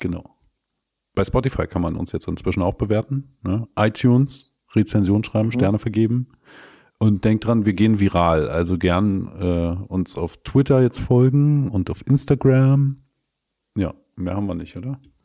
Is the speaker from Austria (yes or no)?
no; eastern Germany, East Germany, Germany; bei uns im Osten